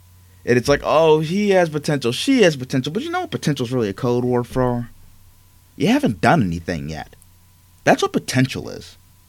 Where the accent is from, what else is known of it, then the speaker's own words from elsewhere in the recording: Amherst, New York, United States; I'm from Buffalo, Amherst to be specific.